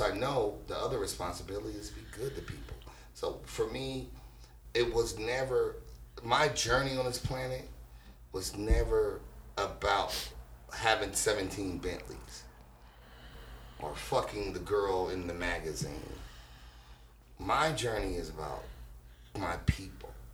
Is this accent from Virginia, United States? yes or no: no; Los Angeles, California, United States; also born or lived in Carson; I'm from Watts